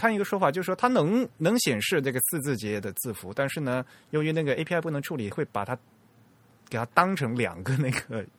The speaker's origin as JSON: {"language": "Chinese", "country": "China", "said": "那对我们中国人来讲是比较浪费。"}